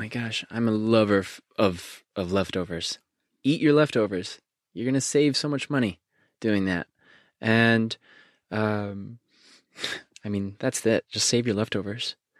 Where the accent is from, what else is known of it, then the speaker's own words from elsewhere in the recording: Connecticut, United States; growing up in Connecticut, there's a small, small little town called Bethlehem